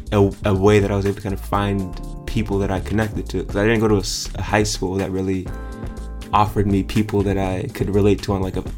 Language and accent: English; Pomona, California, United States; I'm from Pomona originally. So I grew up in the Inland Empire, a little bit east of LA, a bit outside of the city.